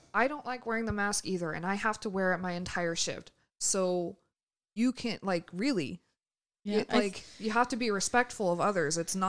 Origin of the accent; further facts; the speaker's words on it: California, United States; I'm from California, man.